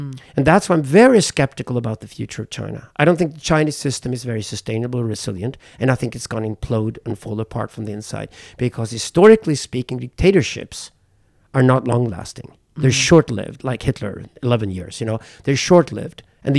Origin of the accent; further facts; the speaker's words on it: South Africa; Being a white South African, I come from mixed race South African family